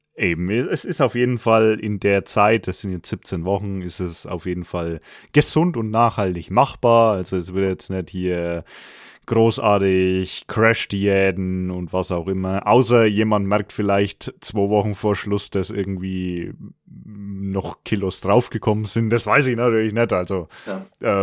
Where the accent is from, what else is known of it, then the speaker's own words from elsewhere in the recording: Franconia, Bavaria, Germany; accent: rolled R (Franconian); ich komme aus Franken. Das ist das, äh, der Ort mit dem rollenden R